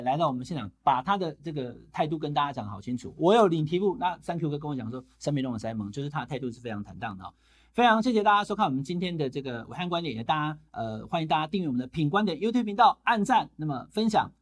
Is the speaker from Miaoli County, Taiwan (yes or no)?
no; Taichung, Taiwan; 我台中花园中学